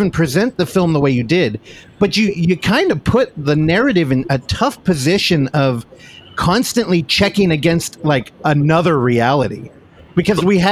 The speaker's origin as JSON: {"language": "English", "area": "San Francisco Bay Area", "region": "California", "country": "United States", "said": "I'm from the Bay Area"}